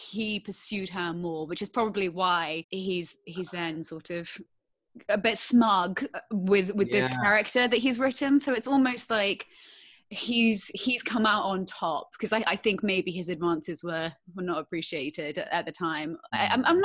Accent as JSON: {"language": "English", "region": "Bangkok", "country": "Thailand", "tie": "born or raised there", "moved": "yes", "said": "In Thailand, in Bangkok"}